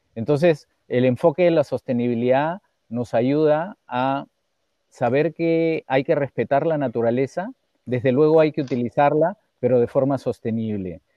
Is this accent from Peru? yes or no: yes; Peru; mi padre, desde muy niño, que yo recuerdo, siempre eh, nos hizo conocer nuestro país. Viajamos mucho por el Perú